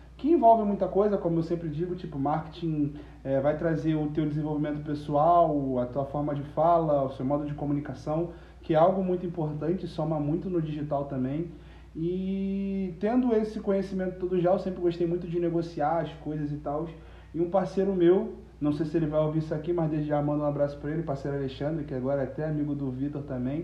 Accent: Nilópolis, Rio de Janeiro, Brazil; also born or lived in Nova Friburgo; nascido em Friburgo, criado em Nilópolis

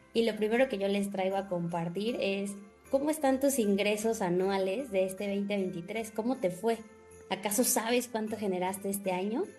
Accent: Mexico; los mexicanos primero gastamos y al último si nos sobra ahorramos

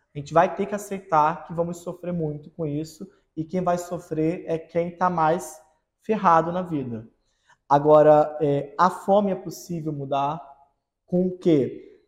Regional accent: Nilópolis, Rio de Janeiro, Brazil; moved away; E eu, que vim da periferia do Rio de Janeiro, vim de Nilópolis

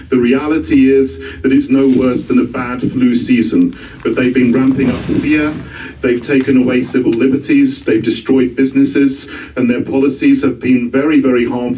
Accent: United Kingdom; I'm from Great Britain.

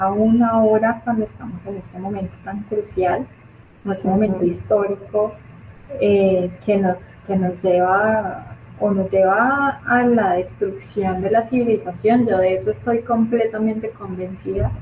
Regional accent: Colombia; nosotros como colombianos

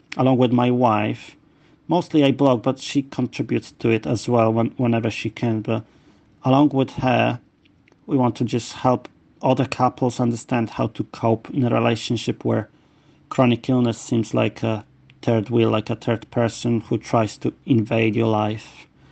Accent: Poland; now in London, United Kingdom; I'm originally from Poland but I um, moved to London where I live

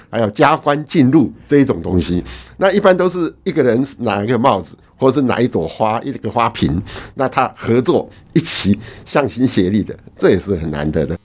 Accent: Hsinchu, Taiwan; 我从小是在一个新竹的马祖庙，跑长大的

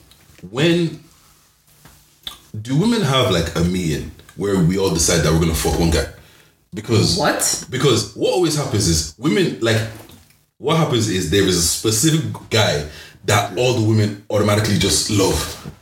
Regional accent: Cork, Munster, Ireland; Here, I'm from Cork, buddy. I'm from Cork, buddy.

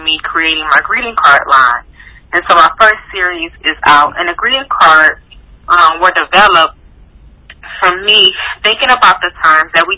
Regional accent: Cleveland, Ohio, United States; I grew up in Cleveland, Ohio.

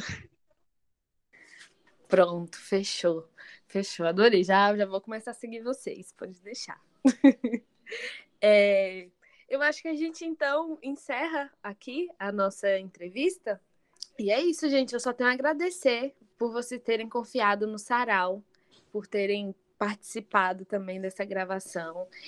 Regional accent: Bahia, Brazil; Eu que sou baiana

